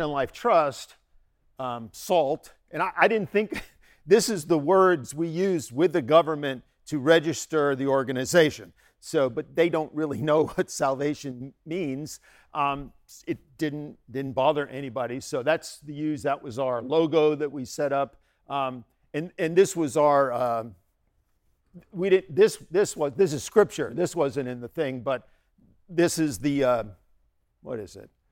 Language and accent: English; United States; also born or lived in Bangladesh; I'm an American.